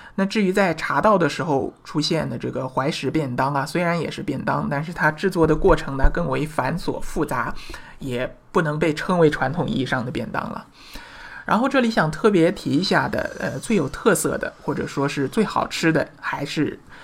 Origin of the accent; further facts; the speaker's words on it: China; 我们中国人